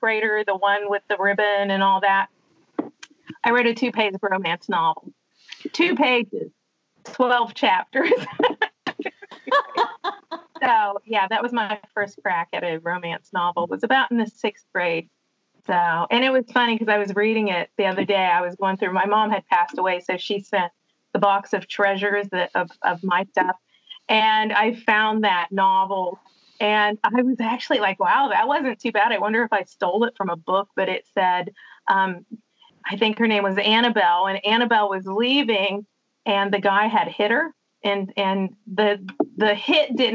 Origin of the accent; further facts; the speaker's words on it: West Virginia, United States; I'm from West Virginia and it's Appalachia.